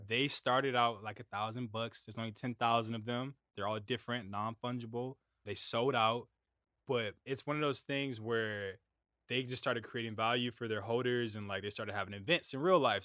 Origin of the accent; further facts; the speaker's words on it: United States; I'm from America